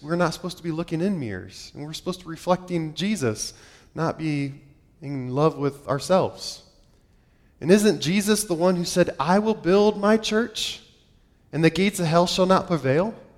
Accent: Ohio, United States; moved away; I grew up in Ohio. I'm an Ohio boy through and through.

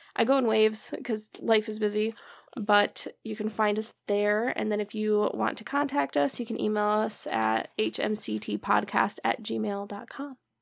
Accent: Michigan, United States; we're from Michigan

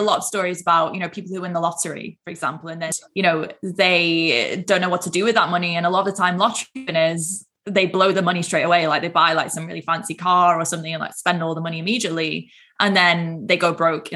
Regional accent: Manchester, North West England, United Kingdom; I'm from up north, I'm from Manchester

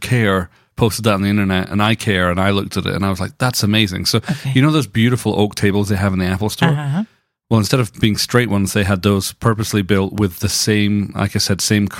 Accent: Scotland, United Kingdom; I'm from Scotland. We can't talk. We have some crazy names.

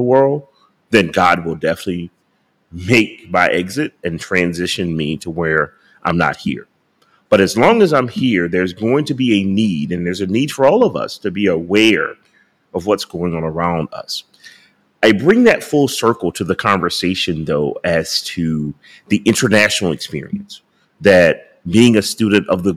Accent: United States; I was from America

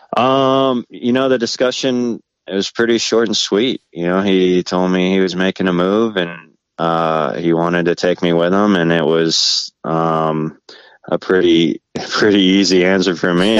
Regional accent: Valencia, California, United States; so I grew up in Southern California in uh, like Santa Cruz Valley, uh, Valencia area

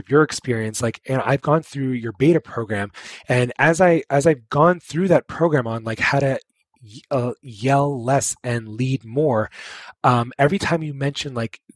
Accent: New York, United States; I'm from New York

